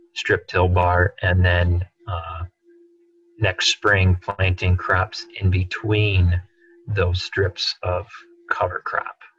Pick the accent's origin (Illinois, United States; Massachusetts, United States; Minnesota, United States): Illinois, United States; Clare; I'm from Clare, Illinois, north central Illinois